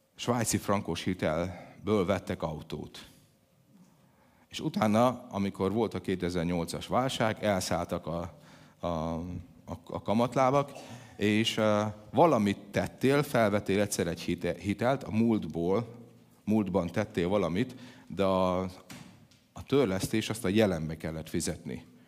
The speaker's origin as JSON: {"language": "Hungarian", "area": "by the Tisza and Krasna rivers", "region": "Szabolcs-Szatmár-Bereg", "country": "Hungary", "tie": "born or raised there", "moved": "yes", "said": "ahogy én felnőttem, ugye a, a kertünkbe folyt a Tisza, meg a Kraszna"}